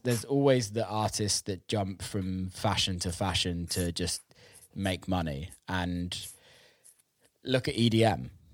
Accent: England, United Kingdom; I'm obviously British and grew yeah. up in England

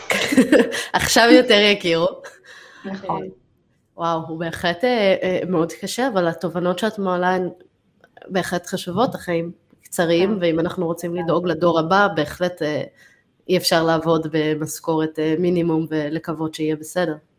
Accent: United States; moved away; אני גדלתי בארצות הברית

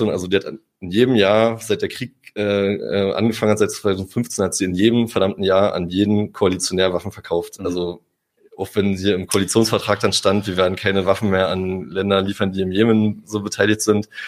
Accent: Germany; also ich bin Deutscher, ich bin in Europa geboren

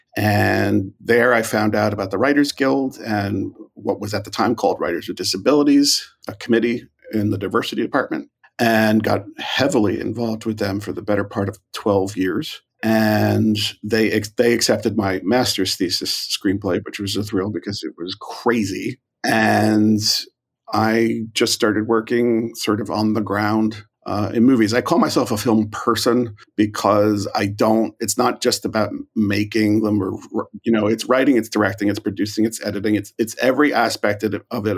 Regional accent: New York, United States; moved away as an adult; also born or lived in Galway, Ireland; now in Hollywood, United States; I'm from New York uh, originally

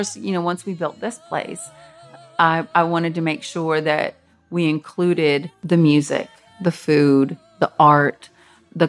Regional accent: Nashville, Tennessee, United States; my mother, who is a Mexican, and my father, who is Irish-American, they ended up moving to Nashville in 1985

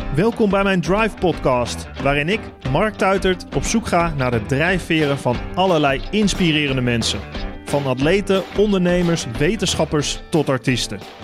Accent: Holten, Overijssel, Netherlands; ik kom uit Holte, ook Overijssel.

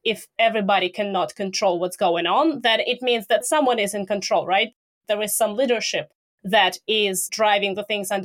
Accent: Russia; I'm from Russia

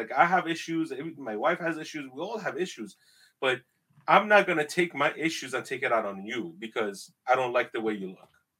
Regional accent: northern Iraq, Iraq; I'm from the Middle East. My ancestors are from Mesopotamia. 6,700 years ago. We are the first civilization that was created in the world. That's my ancestor. We're from Babylon, northern Iraq, Mesopotamia.

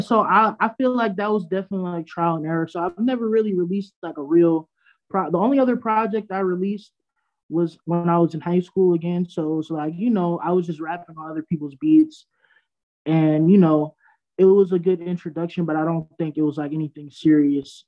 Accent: Freeport, New York, United States; I'm from Long Island, Freeport

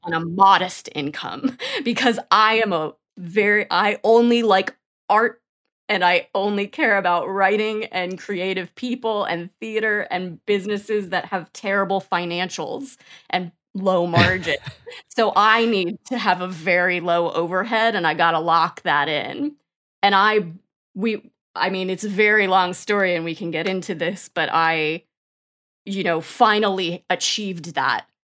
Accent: New York, United States; moved away as an adult; now in Austin, United States; I grew up in New York and lived in New York and then moved to Austin in twenty eighteen

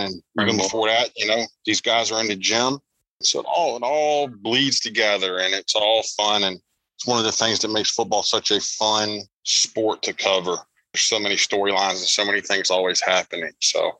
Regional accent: South Carolina, United States; also born or lived in Florida; now in Pennsylvania, United States; And I'm from down south, Nebby. I'm from South Carolina originally, and then I worked in Florida

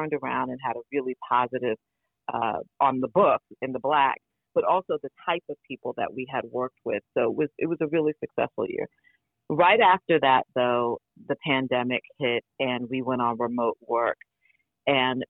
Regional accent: New York, United States; I grew up impoverished in New York

